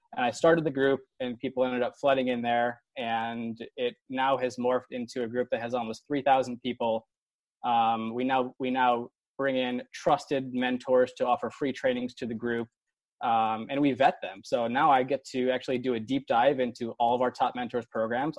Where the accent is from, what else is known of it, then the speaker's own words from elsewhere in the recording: Buffalo Grove, Illinois, United States; moved away; also born or lived in University of Iowa; I'm actually from Chicago. I grew up in the suburbs. I grew up in Buffalo Grove